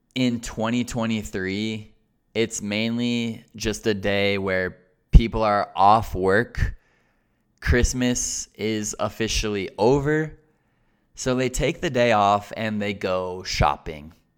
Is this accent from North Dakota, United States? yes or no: no; Colorado, United States; I'm from Colorado, and the most famous part about Colorado is the mountains. The mountains here are called Rocky Mountains, Les montagnes rocheuses, And the Rocky Mountains are synonymous with Colorado. Colorado is the Rocky Mountains. So, in other words, I grew up in this context